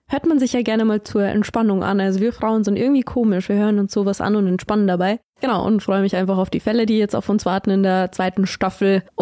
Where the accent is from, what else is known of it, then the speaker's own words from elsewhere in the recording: Bavaria, Germany; ich bin 24 Jahre alt, komme gebürtig aus Niederbayern und bin jetzt hier bei Oberpfalz Medien